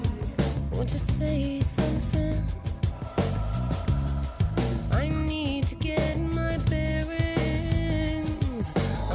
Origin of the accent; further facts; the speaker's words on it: Jackson, Tennessee, United States; also born or lived in Bells, Tennessee; Well, I'm from Jackson, Tennessee